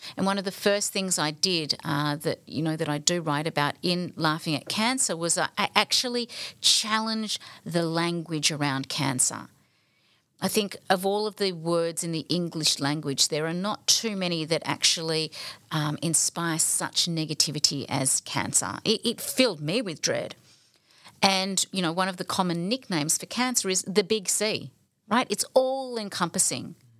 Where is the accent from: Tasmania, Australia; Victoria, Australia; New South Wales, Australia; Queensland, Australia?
Victoria, Australia; Balwyn; the Baldwin, um, upbringing that, that I was growing up